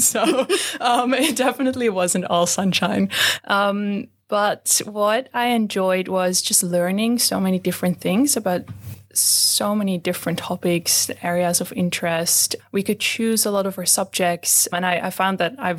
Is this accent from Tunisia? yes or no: no; Netherlands; moved away as an adult; now in Australia; I am from the Netherlands and that's where I did my undergrad.